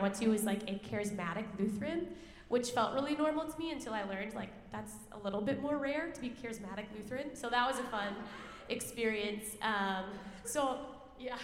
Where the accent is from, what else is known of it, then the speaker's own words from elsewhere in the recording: Roseville, Minnesota, United States; also born or lived in White Bear Lake, Minnesota; I grew up in the Roseville and White Bear areas.